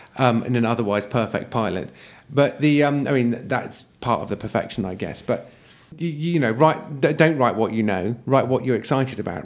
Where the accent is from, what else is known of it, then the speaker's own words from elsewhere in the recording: Yeovil, South West England, United Kingdom; my hometown of Yeovil